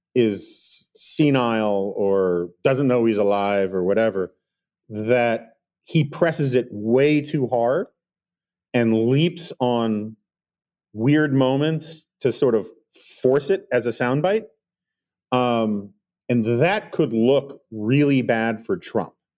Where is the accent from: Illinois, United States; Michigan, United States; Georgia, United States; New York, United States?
New York, United States; New York City; I grew up in New York City in the eighties